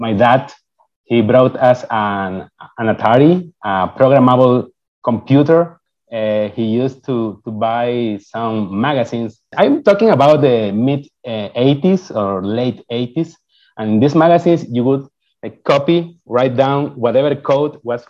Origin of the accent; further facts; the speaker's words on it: Ecuador; first language Spanish; English is a second language; moved away as an adult; I got admitted an undergrad computer engineering program in my home country. I'm from Ecuador